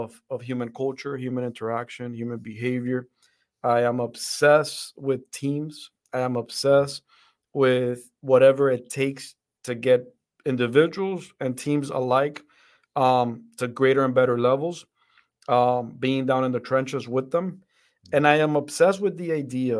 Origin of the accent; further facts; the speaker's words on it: Dominican Republic; also born or lived in Fort Benning, Georgia, United States; now in United States; I grew up in the Dominican Republic. That's where my family is from.